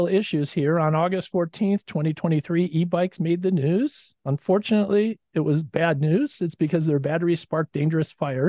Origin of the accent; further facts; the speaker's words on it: Chicago, Illinois, United States; I'm from Chicago